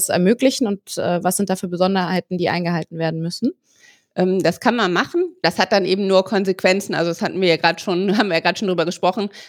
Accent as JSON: {"language": "German", "region": "Bavaria", "country": "Germany", "said": "wenn ich als Bayer an einem katholischen Feiertag mich im no deutschen"}